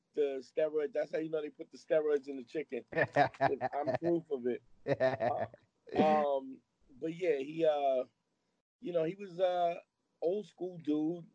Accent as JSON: {"language": "English", "town": "New York City", "region": "New York", "country": "United States", "tie": "born or raised there", "said": "I grew up at a time when Brooklyn was real"}